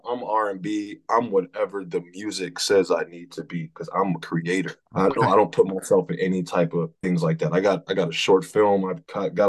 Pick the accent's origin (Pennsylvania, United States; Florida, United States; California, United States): Florida, United States; moved away as an adult; now in New York, United States; I'm originally from Florida, but I'm based in New York. I've been here for about 10 years